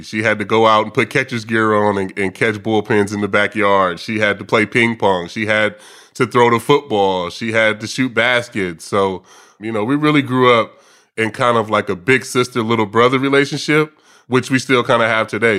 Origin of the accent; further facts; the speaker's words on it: Vallejo, California, United States; I grew up in a, in a area of Vallejo, what's called the Country Club Crest